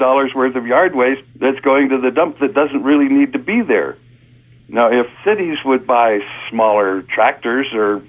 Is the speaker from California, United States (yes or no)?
yes; Santa Barbara, California, United States; also born or lived in Germany; I was born in Santa Barbara about 70 years ago and spent most of my young life in Southern California